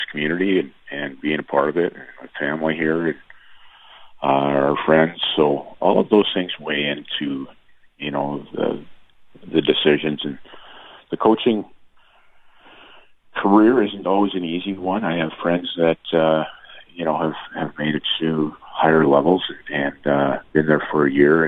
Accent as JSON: {"language": "English", "town": "Steinbach", "region": "Manitoba", "country": "Canada", "tie": "born or raised there", "moved": "as an adult", "said": "to do this in my hometown"}